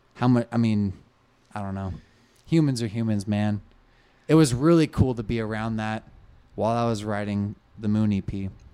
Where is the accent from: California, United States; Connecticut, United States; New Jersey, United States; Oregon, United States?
Oregon, United States; Sisters; also born or lived in Portland, Oregon; I'm from Oregon. Hello. I'm pr, I'm a, fr, I'm from a town you've never heard of.